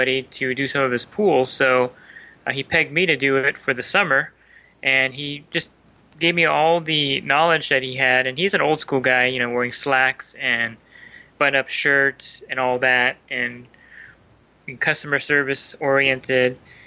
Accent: Southern California, United States; also born or lived in New Jersey; So I'm 46, going to be 47 pretty soon, so almost 40 years in California

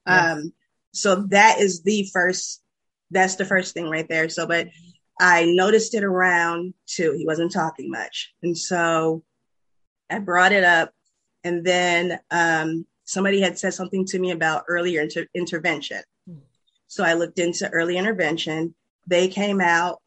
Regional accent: Peoria, Illinois, United States; now in Chicago, United States; originally from Peoria, Illinois. I now reside in Chicago, Illinois

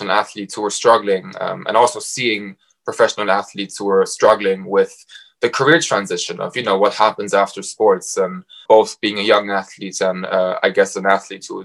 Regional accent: Frankfurt, Hesse, Germany; moved away as an adult; also born or lived in Warwick, England / Cambridge, England / Bath, England; now in London, United Kingdom; I'm from Frankfurt, and I left Germany in 2016 to go study at Warwick Business School

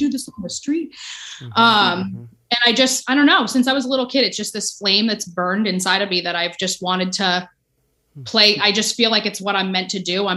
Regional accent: Ho-Ho-Kus, New Jersey, United States; I grew up in Jersey

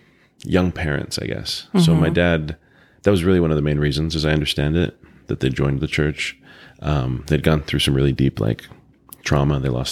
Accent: Provo, Utah, United States; born there; I think I was born in Provo. Oh my gosh, I can't believe this is going public. I was born in Utah.

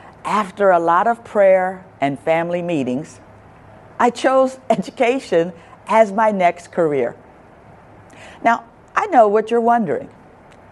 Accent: Chester, Pennsylvania, United States; moved away; I was born and raised in Chester, Pennsylvania, which is 20 minutes from Philadelphia

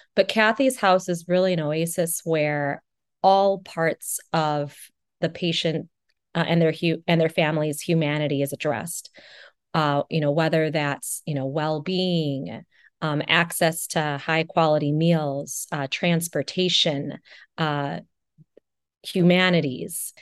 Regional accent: Janesville, Wisconsin, United States; I'm originally from Janesville, Wisconsin

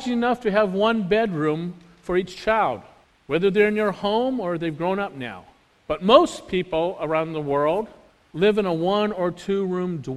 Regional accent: United States; we Americans

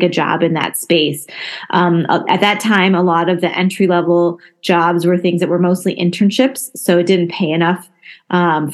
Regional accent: Flint, Michigan, United States; I was born and raised in Flint, Michigan

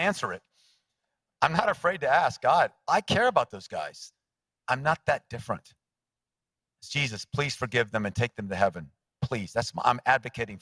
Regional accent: United States; I'm an American

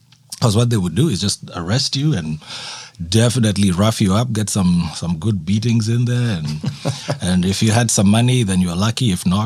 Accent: Kenya; moved away as an adult; also born or lived in Nairobi / Halifax, Canada; now in Esquimalt, Canada; growing up in Kenya

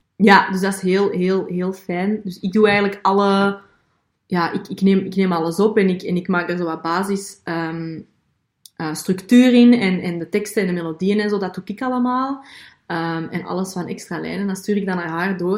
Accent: Belgium; ik ben een Belgische

